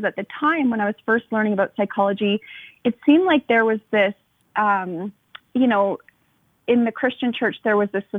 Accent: Canada; I'm Canadian

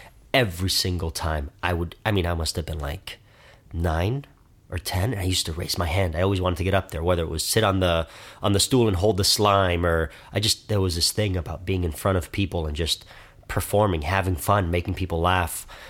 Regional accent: Miami, Florida, United States; Miami, Florida.

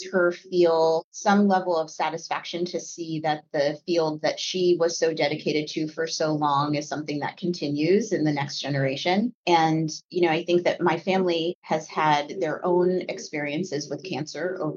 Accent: Connecticut, United States; I grew up in Connecticut.

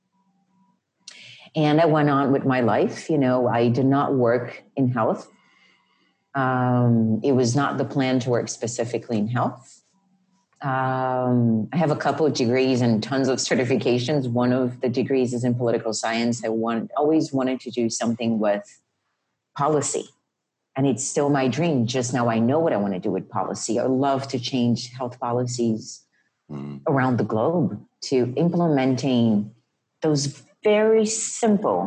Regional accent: Rio de Janeiro, Brazil; moved away; And I grew up in Rio.

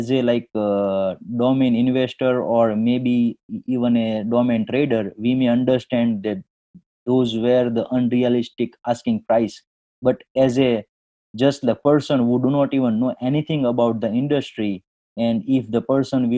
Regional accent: India; moved away as an adult; now in Detroit, United States; I born and brought up in India, but I moved to the USA in 2001.

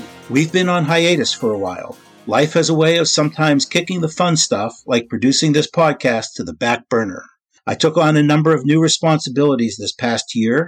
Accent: Pittsburgh, Pennsylvania, United States; my hometown of Pittsburgh, Pennsylvania

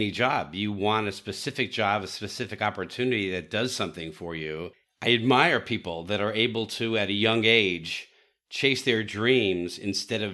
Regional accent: New York City, New York, United States; moved away; I'm from Brooklyn originally

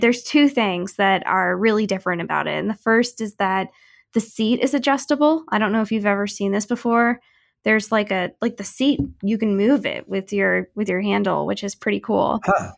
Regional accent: St. Louis, Missouri, United States; now in Kansas City, United States; I grew up in St. Louis and watched a lot of hockey over there

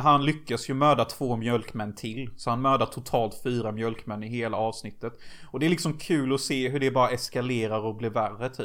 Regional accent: Unnaryd, Jönköping County, Sweden; i den lilla byn som Gud glömde där jag kommer ifrån. Unnaryd.

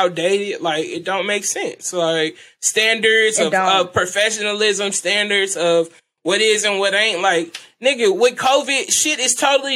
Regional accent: California, United States; I'm from California

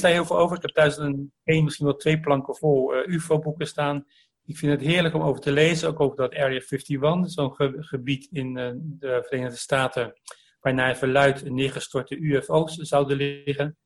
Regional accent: Delft, South Holland, Netherlands; born or raised there

